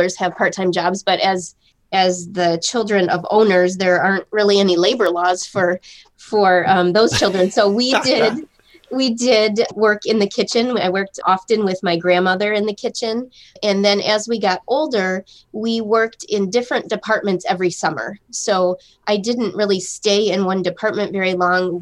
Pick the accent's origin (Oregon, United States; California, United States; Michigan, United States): Michigan, United States; Frankenmuth; also born or lived in Detroit area, Michigan; I grew up in Frankenmuth